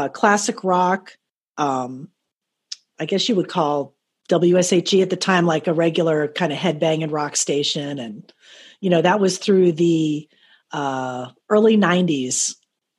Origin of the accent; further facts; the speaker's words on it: Miami, Florida, United States; also born or lived in Fort Lauderdale; I grew up in Miami, Fort Lauderdale.